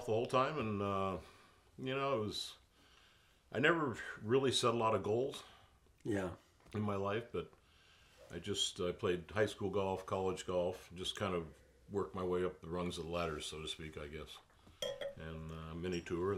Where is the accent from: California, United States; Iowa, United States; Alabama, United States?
California, United States; San Diego; I grew up in San Diego